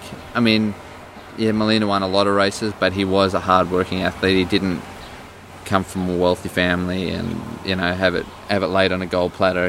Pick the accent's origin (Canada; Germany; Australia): Australia; moved away; growing up in Australia, when I was there in my young teens